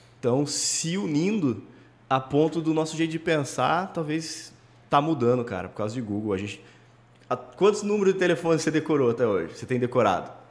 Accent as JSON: {"language": "Portuguese", "town": "Limeira", "region": "São Paulo", "country": "Brazil", "said": "Sou de Limeira, né, interior de São Paulo aqui"}